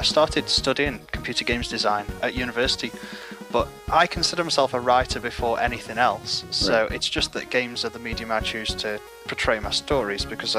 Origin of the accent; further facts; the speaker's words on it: Stoke-on-Trent, West Midlands, United Kingdom; Stoke-on-Trent, which is an ex-industrial town with very little work.